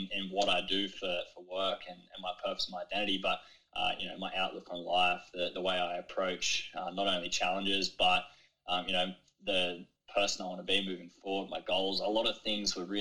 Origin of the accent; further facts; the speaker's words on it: Kiama, New South Wales, Australia; growing up in Kiama around the ocean is something that has really shaped me